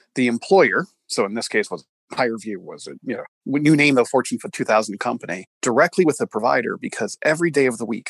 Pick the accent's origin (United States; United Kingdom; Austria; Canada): Canada; moved away; I grew up in Canada